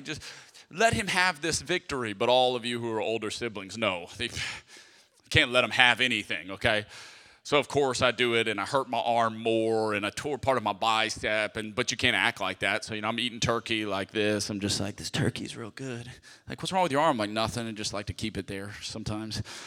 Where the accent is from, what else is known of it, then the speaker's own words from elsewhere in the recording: Lafayette, Louisiana, United States; I'm from Lafayette, Louisiana, I'm a Cajun